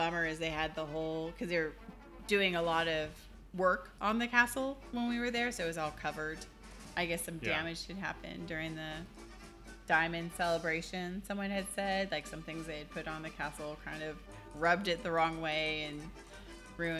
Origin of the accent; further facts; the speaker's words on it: Southern California, United States; born or raised there